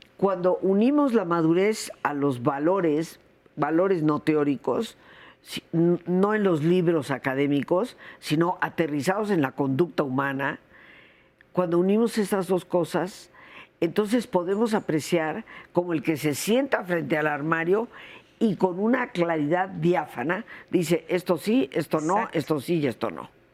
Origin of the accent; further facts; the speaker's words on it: Mexico; yo soy mexicana, mexicana de 300 años atrás, no, recién venida